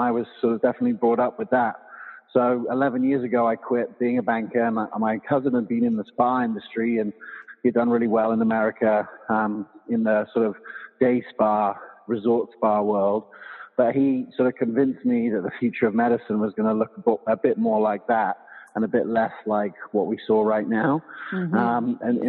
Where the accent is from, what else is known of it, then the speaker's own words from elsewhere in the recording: England, United Kingdom; also born or lived in South Africa / Loveland, United States; now in United States; And so I was born here, but I grew up in England and South Africa.